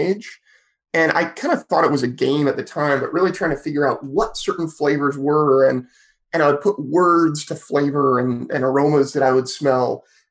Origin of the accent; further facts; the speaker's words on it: Petaluma, California, United States; I grew up in Sonoma County, which is where I am today as well, in a town called Petaluma on the very southern end of Sonoma County